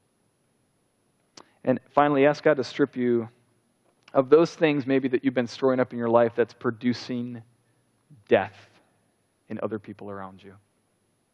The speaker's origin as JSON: {"language": "English", "country": "United States", "said": "we're Americans"}